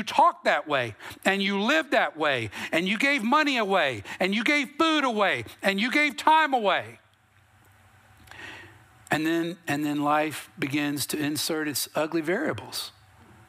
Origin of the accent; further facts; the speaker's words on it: North Carolina, United States; I'm from North Carolina